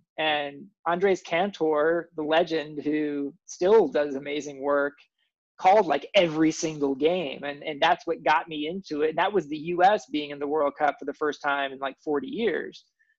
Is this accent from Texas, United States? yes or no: no; Kansas City, Kansas, United States; I grew up in Kansas City on the Kansas side.